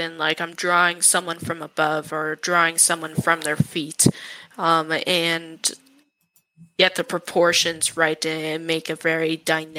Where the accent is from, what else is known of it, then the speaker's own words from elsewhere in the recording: Calgary, Alberta, Canada; I was born and raised in Calgary